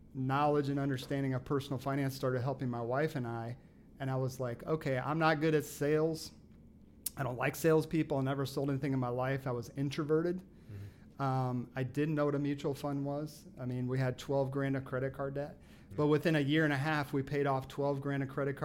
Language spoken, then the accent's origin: English; South Bend, Indiana, United States; moved away as an adult; I'm from South Bend